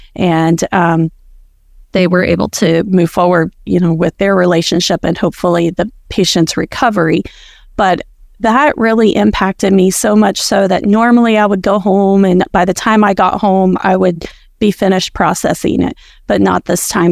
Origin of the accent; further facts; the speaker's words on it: rural Appalachia, United States; my rural Appalachia hometown area where I grew up and where I, um, work